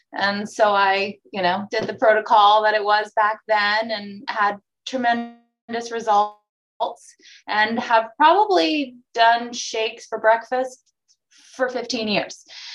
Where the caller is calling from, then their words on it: Maryland, United States; I'm in Maryland.